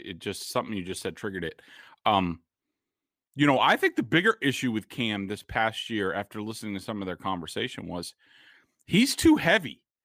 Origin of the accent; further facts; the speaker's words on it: Boston, Massachusetts, United States; I'm from Boston